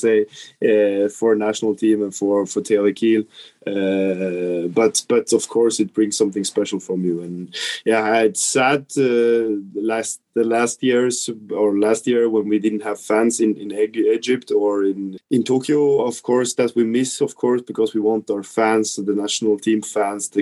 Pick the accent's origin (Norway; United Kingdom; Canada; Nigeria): Norway; Trondheim, Trøndelag; to be home in my hometown